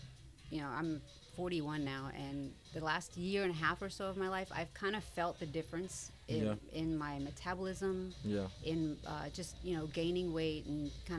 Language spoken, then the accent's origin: English; New Jersey, United States; now in Houston, United States; So, I'm actually a Jersey girl. I grew up in Jersey.